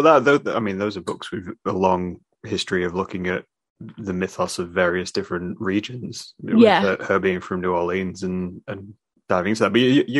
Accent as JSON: {"language": "English", "town": "Scunthorpe", "region": "Yorkshire and the Humber", "country": "United Kingdom", "moved": "yes", "lives_now": "Lincolnshire, United Kingdom", "said": "I'm originally from Scunthorpe, so that's like North Lincolnshire."}